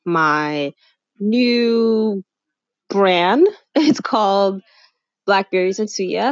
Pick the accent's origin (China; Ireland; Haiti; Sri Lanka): Haiti; I'm originally from Haiti